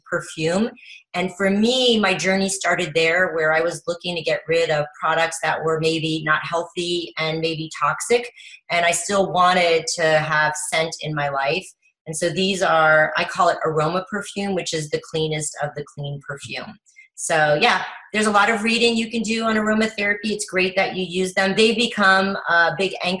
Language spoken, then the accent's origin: English; Paris, Île-de-France, France; also born or lived in Miami, United States; took her young family to Paris to start over